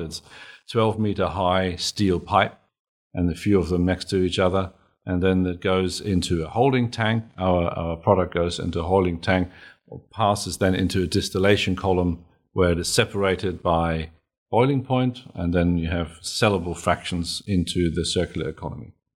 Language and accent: English; Germany; now in Australia; I'm German